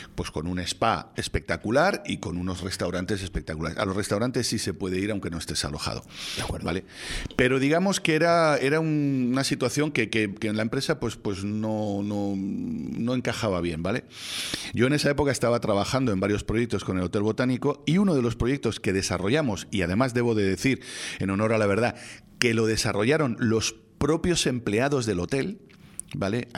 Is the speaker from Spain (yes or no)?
yes; Spain